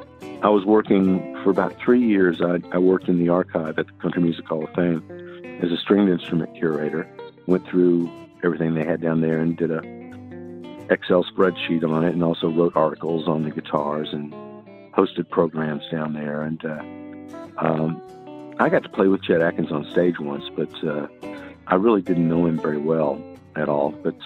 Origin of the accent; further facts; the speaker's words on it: Tokyo, Japan; also born or lived in Texas, United States; I was born in Texas, but I was the first few years of my life, I lived in Tokyo, Japan.